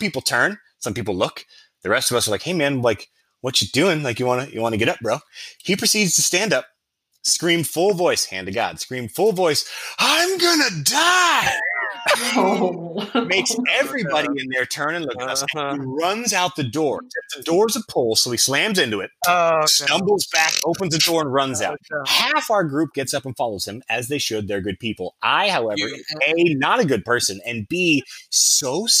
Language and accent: English; United States; we're American